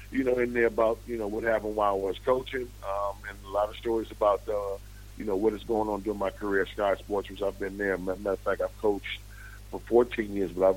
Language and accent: English; Buffalo, New York, United States; I'm from Buffalo